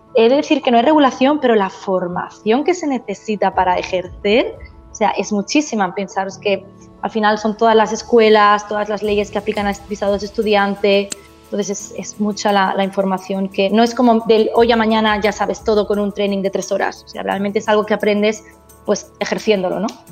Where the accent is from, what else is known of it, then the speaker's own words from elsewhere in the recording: Barcelona, Catalonia, Spain; moved away as an adult; also born or lived in Melbourne, Australia; now in Australia; yo soy de, soy de Barcelona, de España, y llegué hace siete años a Australia